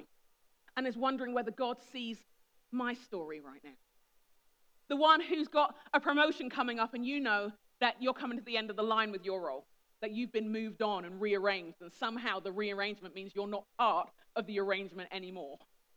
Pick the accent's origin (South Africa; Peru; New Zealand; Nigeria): Nigeria; I'm respectful of my elders. I'm a Nigerian. It's what we do.